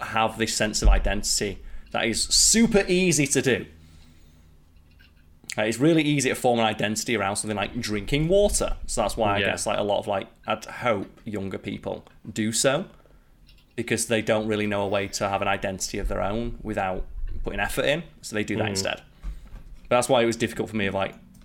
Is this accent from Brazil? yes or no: no; United Kingdom; me being British